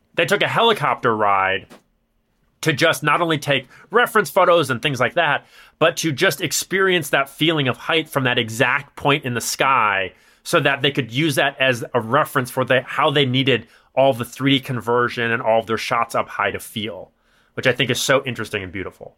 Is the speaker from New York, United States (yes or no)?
no; Chicago, Illinois, United States; accent: nasally Chicago; my nasally Chicago accent